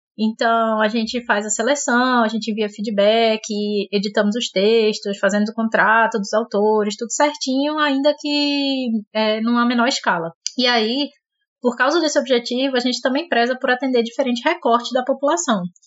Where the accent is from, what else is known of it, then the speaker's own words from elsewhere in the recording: Recife, Pernambuco, Brazil; sou de Recife